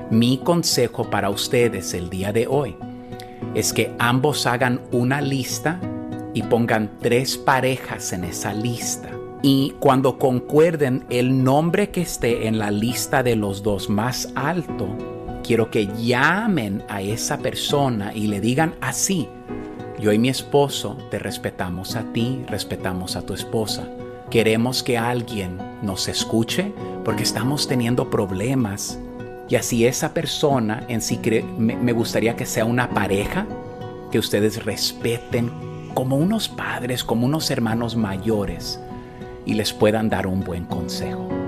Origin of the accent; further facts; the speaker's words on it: El Salvador; Del Salvador.